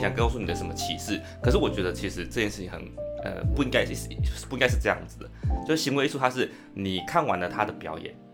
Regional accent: Penghu County, Taiwan; moved away as an adult; 我是澎湖人，然后，呃，来这边的话就会，来，来台湾就会想要，就是从乡下来

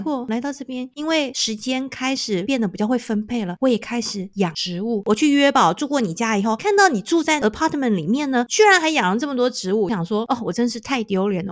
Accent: Taiwan; moved away as an adult; now in South Africa; 我们是生在台湾的孩子

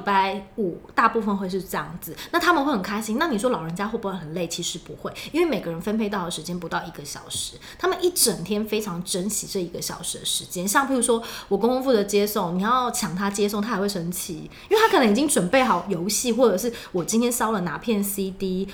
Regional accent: southern Taiwan, Taiwan; moved away; 因为我是南部人

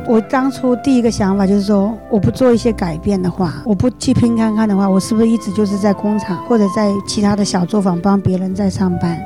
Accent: Jiangxi, China; moved away as an adult; now in Taiwan; 我是两千年十一月来到台湾的。我的家乡是在江西

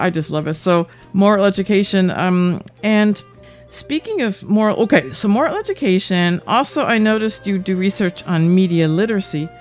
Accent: Westfield, New Jersey, United States; moved away as an adult; now in Taiwan; I'm from New Jersey. I'm from Westfield

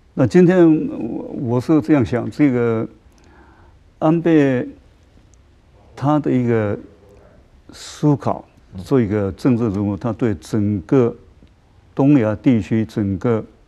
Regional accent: Taiwan; 我们台湾人

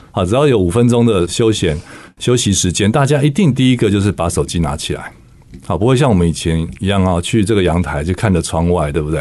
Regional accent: Taipei, Taiwan; 我小时候只是在台北长大，我家在植物园的对面

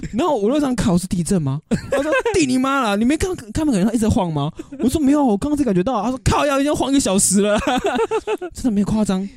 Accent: Taipei, Taiwan; 小时候在台北

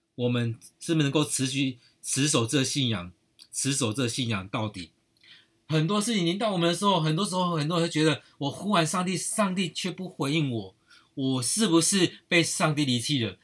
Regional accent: Taiwan; 我们台湾人真的很有爱心

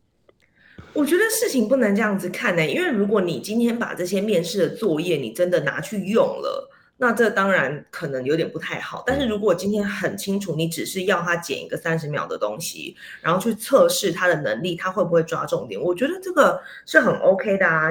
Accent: Taiwan; moved away as an adult; also born or lived in Japan / New York; 我就是台湾人

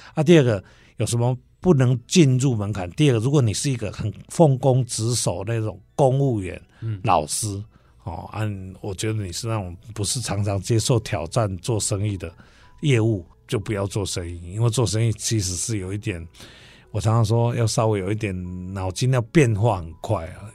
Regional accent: Mingjian, Nantou County, Taiwan; also born or lived in Taichung; 那大家可以过去民间多买一点茶，那我的家乡好

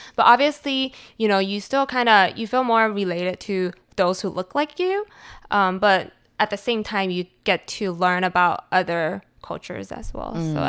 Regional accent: Cupertino, California, United States; so I grew up in Cupertino. There were a lot of Asians, but for my school, there were about 60%, 70% locals, like Caucasians.

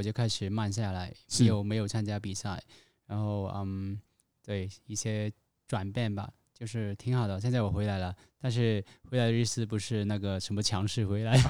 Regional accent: Hong Kong; 我是香来自香港的

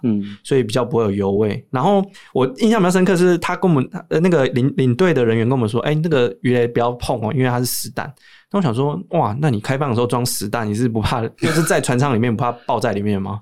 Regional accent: Taiwan; 我们台湾来的

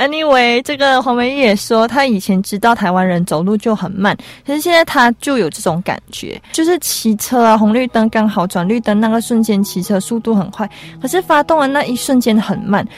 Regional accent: Malaysia; moved away as an adult; now in Taiwan; 我们马来西亚算是一个回教国家嘛

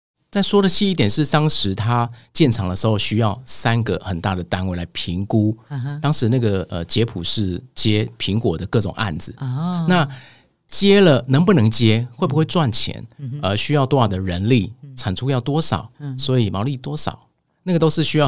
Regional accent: Taiwan; 那在大陆是只有我一个台湾人，嗯，我带了三十多位，一定要先入境随俗

